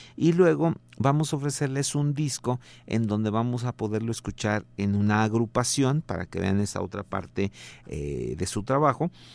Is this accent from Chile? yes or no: no; Mexico; como somos tantos este, mexicanos